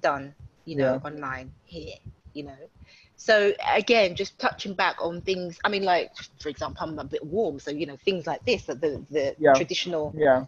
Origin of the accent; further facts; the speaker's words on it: United Kingdom; moved away as an adult; also born or lived in Ghana; I'd been in the UK, I'm Ghanaian British. My parents are Ghanaian, but I was born in the United Kingdom